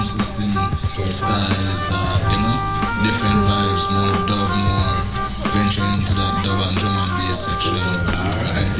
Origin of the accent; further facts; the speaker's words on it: Trinidad & Tobago; moved away as an adult; now in Jamaica; I come from Trinidad